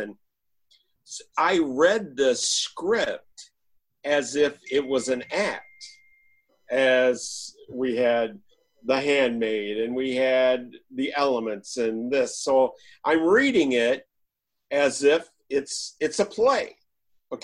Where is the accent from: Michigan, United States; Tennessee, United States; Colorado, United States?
Michigan, United States; We're pig farmers from Michigan